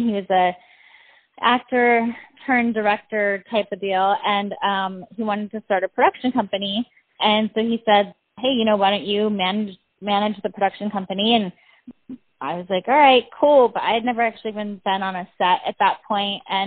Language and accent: English; Iowa, United States; moved away as an adult; also born or lived in Wisconsin; now in Hollywood, United States; Couple different towns throughout Iowa, Wisconsin, you know, simple Midwestern living